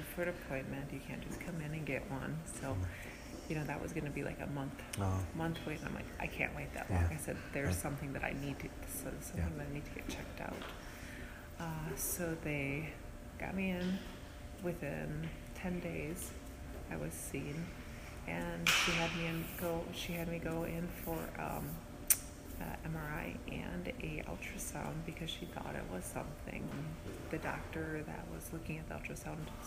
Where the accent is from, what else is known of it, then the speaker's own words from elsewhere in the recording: Wisconsin, United States; moved away; I'm originally from Wisconsin